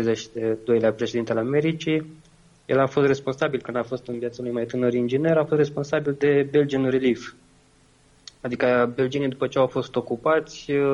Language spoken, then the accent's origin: Romanian; Romania; eu sunt român